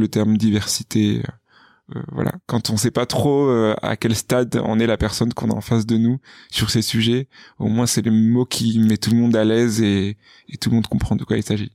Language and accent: French; Bordeaux, Nouvelle-Aquitaine, France; moved away; also born or lived in Paris; je suis originaire de Bordeaux, où je suis né, où j'ai grandi, où j'ai fait une grande partie de ma scolarité